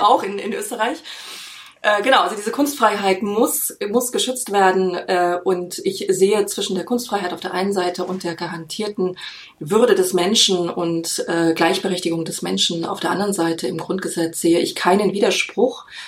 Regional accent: Germany; bei uns in Deutschland

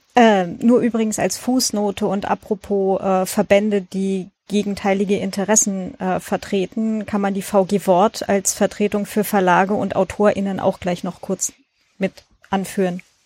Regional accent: Lower Saxony, Germany; so Niedersachsen bei uns ist das mit dem I und dem Ü

